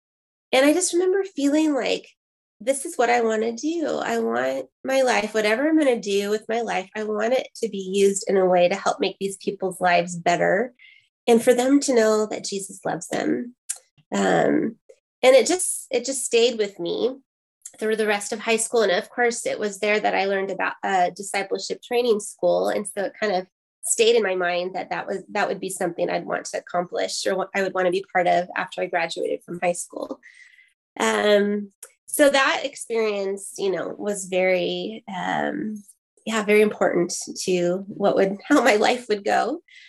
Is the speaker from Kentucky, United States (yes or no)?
no; North Idaho, United States; moved away as an adult; also born or lived in Crimea, Ukraine / Ternopil, Ukraine; So I grew up in North Idaho.